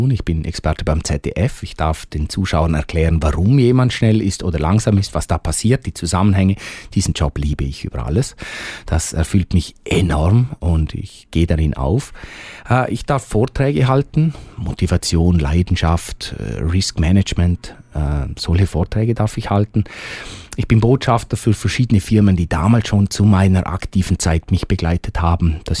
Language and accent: German; Bavaria, Germany; Hochdeutsch ist für mich ein bisschen eine Fremdsprache. Also ich habe das gelernt, wenn ich meinen Dialekt, den ich normalerweise spreche, wenn ich den ausdeutsche, das ist grammatikalisch so falsch.